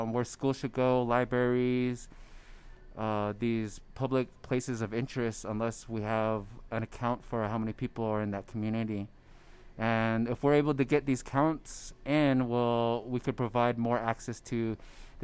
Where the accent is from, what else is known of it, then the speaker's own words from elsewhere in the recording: Gallup, New Mexico, United States; I'm originally from Gallup